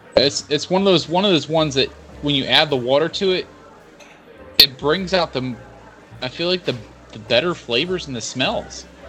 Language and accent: English; Georgia, United States; I'm from Georgia.